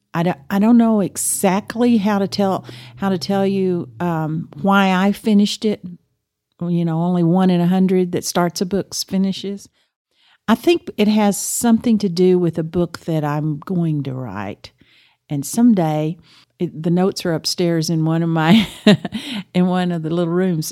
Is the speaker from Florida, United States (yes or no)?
no; Amarillo, Texas, United States; I grew up in Amarillo, went to, uh, graduated from Cap Rock